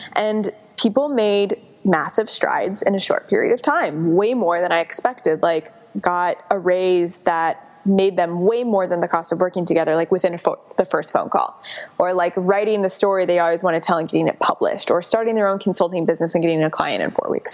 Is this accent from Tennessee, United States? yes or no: no; Chicago, Illinois, United States; moved away as an adult; also born or lived in San Francisco; so I grew up in Chicago